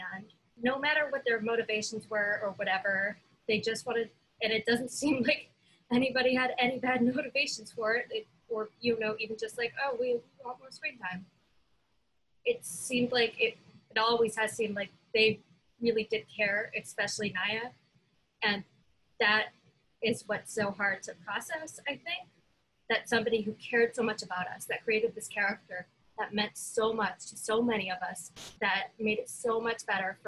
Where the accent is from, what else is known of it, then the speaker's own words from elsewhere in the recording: Vancouver, British Columbia, Canada; I'm from Vancouver, which is right on the ocean.